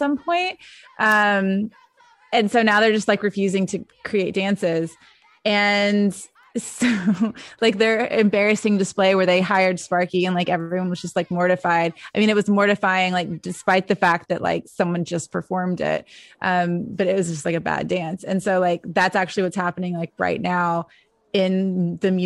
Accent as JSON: {"language": "English", "town": "Memphis", "region": "Tennessee", "country": "United States", "tie": "born or raised there", "said": "I growing up in Memphis"}